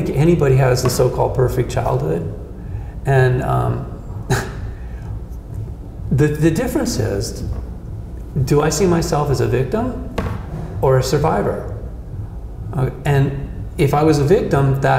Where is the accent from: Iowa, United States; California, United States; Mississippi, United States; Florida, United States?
California, United States; Malibu; When I was a kid growing up in Malibu on the beach